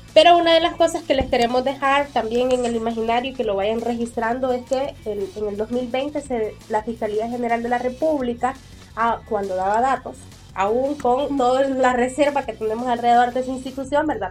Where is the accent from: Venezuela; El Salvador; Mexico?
El Salvador; el silencio que hemos vivido tanto como sociedad salvadoreña